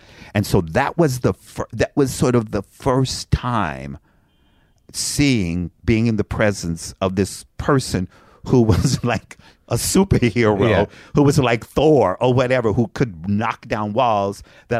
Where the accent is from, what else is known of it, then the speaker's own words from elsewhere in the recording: Frankfort, Kentucky, United States; moved away; I'm from Frankfort, Kentucky.